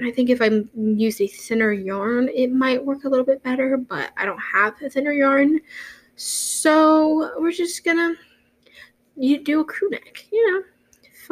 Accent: Texas, United States; I live in Texas. I'm a Texan.

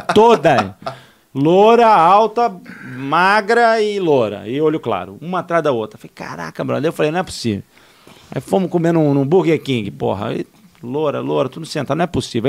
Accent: Rio de Janeiro, Brazil; eu sou carioca

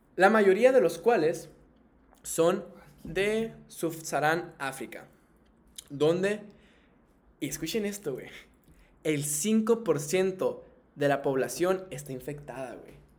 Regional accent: Tijuana, Baja California, Mexico; soy de aquí de Tijuana. pues aquí crecí toda mi vida, güey. Soy norteño de Tijuana

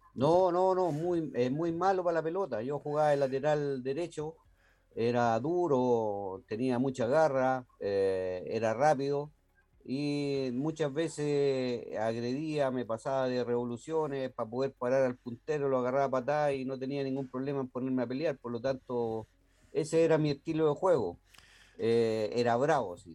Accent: Santiago, Santiago Metropolitan Region, Chile; a los 14 años yo dirigía el Italia en eh, los campeonatos de Estación Central eh, de barrio de baby fútbol

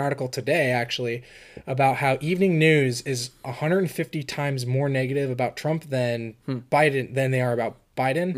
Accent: California, United States; moved away as an adult; also born or lived in Florida; now in Pennsylvania, United States; I grew up in California all you know 18 years of my life in high school

